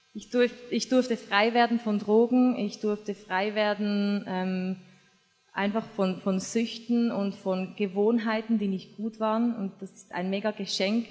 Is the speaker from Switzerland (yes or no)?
yes; Switzerland; moved away as an adult; now in Austria; ich bin Schweizerin, wohne in Österreich, habe einen deutschen Mann